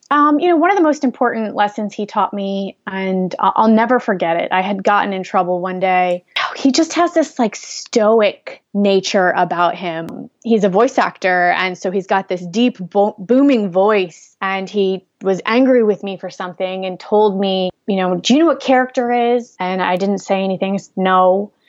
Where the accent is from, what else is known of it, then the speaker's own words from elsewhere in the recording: Bridgeport, Connecticut, United States; also born or lived in Fairfield, Connecticut; I was born in Fairfield, Connecticut, Bridgeport, Connecticut, actually, um, which is the southern tip of Connecticut, close to New York City